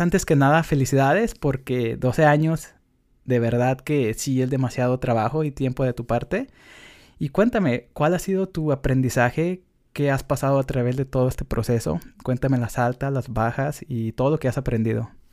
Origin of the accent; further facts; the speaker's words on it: Mexico; now in United States; para los que somos de México pero no estamos en México